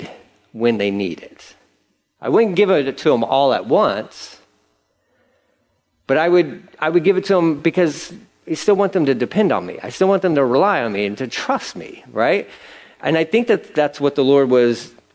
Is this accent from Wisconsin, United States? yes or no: no; Angleton, Texas, United States; I grew up in Angleton. I know Angleton. Angleton's a small town